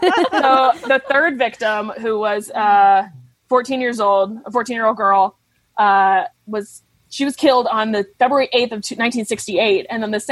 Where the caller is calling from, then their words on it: New York City, New York, United States; Oh, I'm calling from New York, New York City, from Manhattan.